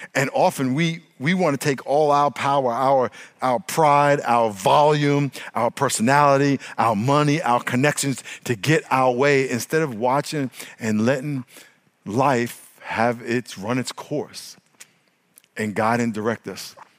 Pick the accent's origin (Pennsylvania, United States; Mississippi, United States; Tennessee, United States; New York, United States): New York, United States; now in California, United States; when I grew up in New York